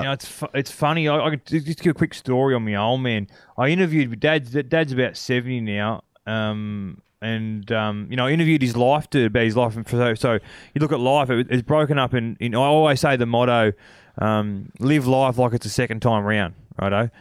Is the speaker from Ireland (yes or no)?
no; Cobar, New South Wales, Australia; growing up in Cobar